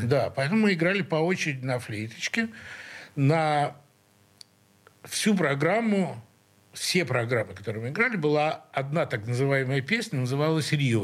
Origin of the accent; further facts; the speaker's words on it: Saint Petersburg, Russia; мы все из Снегиревки